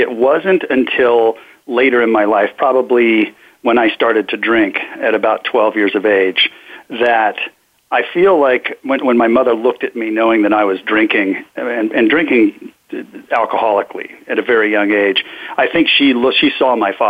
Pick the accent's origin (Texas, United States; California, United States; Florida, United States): California, United States; Sacramento; I was born up in Sacramento, California, to the youngest of seven children